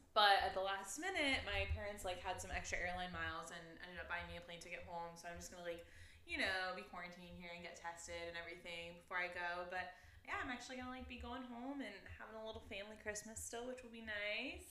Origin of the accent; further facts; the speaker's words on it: South Carolina, United States; I grew up in South Carolina, we were required to take a second language all through elementary school